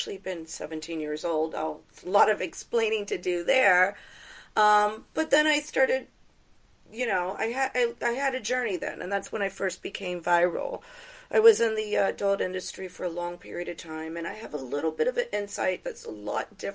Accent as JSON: {"language": "English", "town": "Tampa", "region": "Florida", "country": "United States", "tie": "born or raised there", "said": "I grew up in Tampa, Florida"}